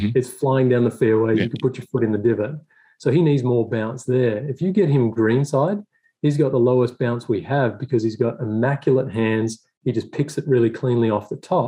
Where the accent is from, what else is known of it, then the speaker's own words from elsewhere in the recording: Swan Hill, Victoria, Australia; moved away as an adult; also born or lived in Melbourne / Murray Downs, New South Wales; now in United States; I grew up in Melbourne, I grew up in Swan Hill, actually, in Murray Downs